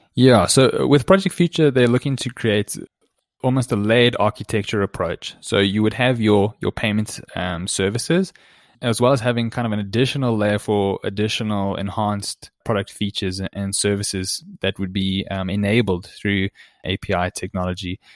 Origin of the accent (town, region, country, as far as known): South Africa